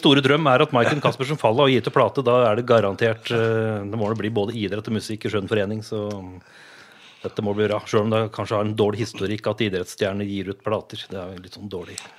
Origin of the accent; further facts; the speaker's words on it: Vardal, Innlandet, Norway; now in Reinsvoll, Norway; Jeg er jo fra vakre Vardal